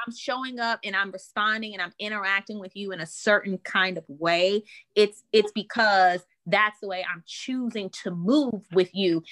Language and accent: English; New Orleans, Louisiana, United States; I'm from New Orleans